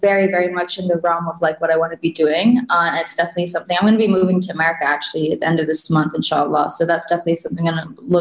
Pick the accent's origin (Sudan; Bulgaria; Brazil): Sudan; moved away; also born or lived in Virginia; where I grew up in Sudan.